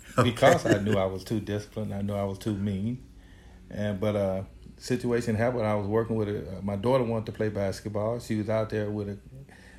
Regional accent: McGehee, Arkansas, United States; moved away as an adult; I came from Arkansas first

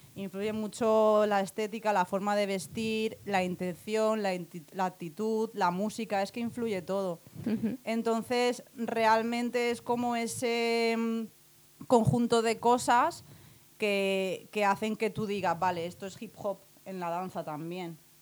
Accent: Alicante, Valencian Community, Spain; nací en Alicante

